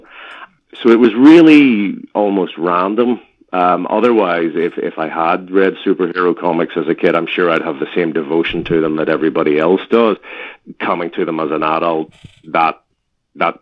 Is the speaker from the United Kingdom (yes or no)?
yes; Northern Ireland, United Kingdom; I grew up in Northern Ireland